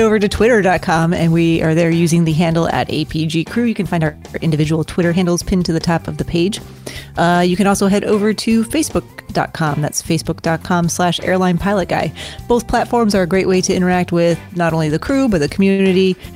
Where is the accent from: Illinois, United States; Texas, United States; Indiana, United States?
Illinois, United States; Chicago; moved away; also born or lived in Salt Lake City; I grew up in Chicago, which is in the state of Illinois